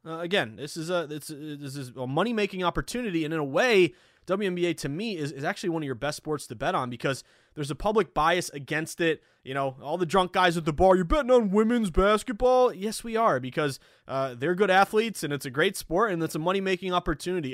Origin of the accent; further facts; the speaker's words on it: the Berkshires, Western Massachusetts, United States; I'm from the Berkshires in Western Mass